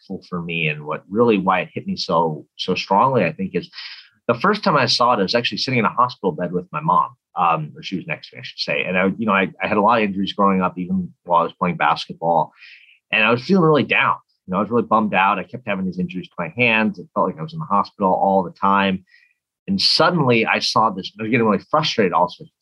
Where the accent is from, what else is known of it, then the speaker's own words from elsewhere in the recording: Minneapolis, Minnesota, United States; So I grew up, I'm from Minnesota, from Minneapolis. And so I grew up there